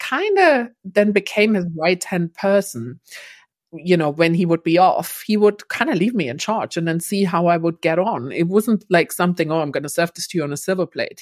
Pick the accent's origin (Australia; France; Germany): Germany; East Germany; moved away as an adult; now in London, United Kingdom; I grew up in East Germany.